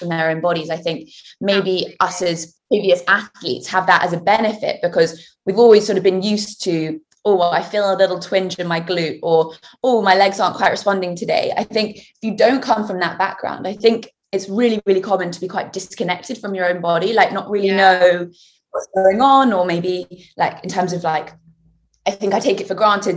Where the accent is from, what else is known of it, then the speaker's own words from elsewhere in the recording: Winchester, South East England, United Kingdom; my hometown of Winchester